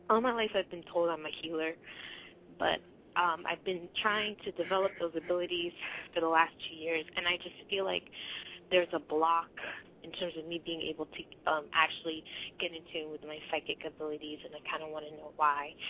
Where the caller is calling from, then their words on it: Maryland, United States; Calling from Maryland.